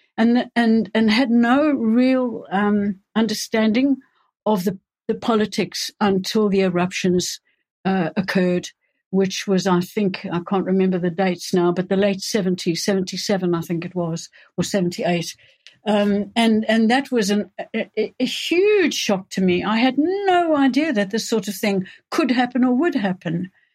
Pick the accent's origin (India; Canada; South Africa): South Africa; moved away as an adult; also born or lived in Johannesburg / England; now in United Kingdom; I was born and grew up in South Africa